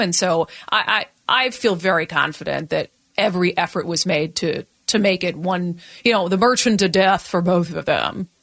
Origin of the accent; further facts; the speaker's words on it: Minnesota, United States; now in Washington, United States; I grew up in Minnesota